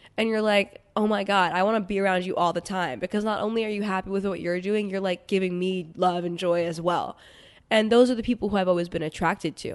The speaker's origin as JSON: {"language": "English", "town": "New York City", "region": "New York", "country": "United States", "tie": "born or raised there", "said": "I grew up in New York City to very amazing Indian parents"}